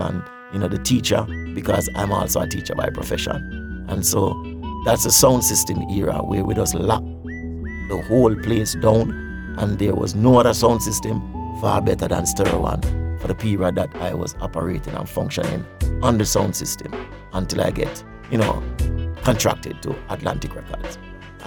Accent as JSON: {"language": "English", "town": "Spanish Town", "region": "Saint Catherine Parish", "country": "Jamaica", "said": "I'm from St. John's Road"}